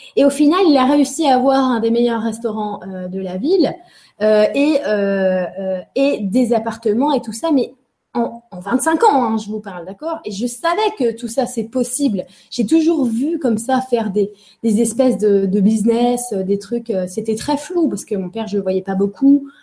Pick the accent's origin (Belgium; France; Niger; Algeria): France; Angers, Pays de la Loire; Je suis née à Angers. Euh, voilà, j'étais à Angers puisque mes parents étaient des étudiants, se sont rencontrés à Angers et euh, ont on fait leur vie là-bas en fait.